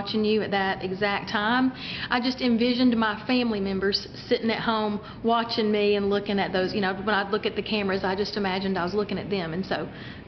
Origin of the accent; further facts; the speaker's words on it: East Tennessee, United States; also born or lived in Sevierville, Tennessee; now in Nashville, United States; I am from East Tennessee